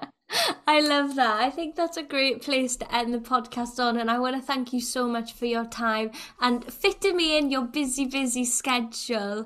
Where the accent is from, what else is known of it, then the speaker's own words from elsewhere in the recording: Wales, United Kingdom; older generations of Welsh people